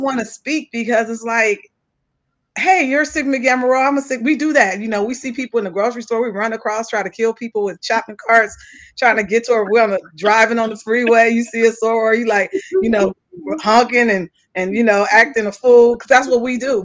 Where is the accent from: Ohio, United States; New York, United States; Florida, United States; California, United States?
California, United States; West Coast; I'm from West Coast based. We don't have that kind of history in that way in California